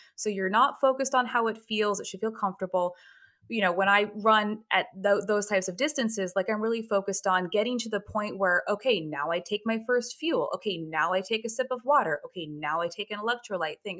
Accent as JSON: {"language": "English", "town": "Hartford", "region": "Connecticut", "country": "United States", "tie": "born or raised there", "said": "my hometown marathon"}